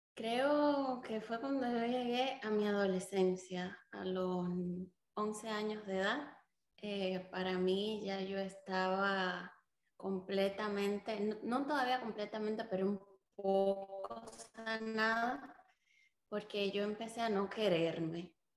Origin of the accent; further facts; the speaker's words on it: Dominican Republic; also born or lived in Cuba; Cuba me voy hacia República Dominicana, allí empiezo la escuela